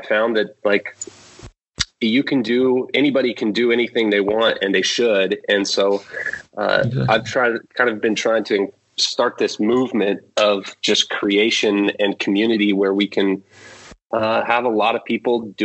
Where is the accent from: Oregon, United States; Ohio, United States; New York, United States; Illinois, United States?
Oregon, United States; Portland; I'm from Portland, Oregon in the U.S.